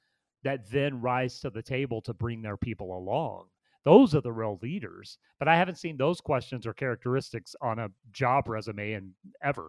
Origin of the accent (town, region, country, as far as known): United States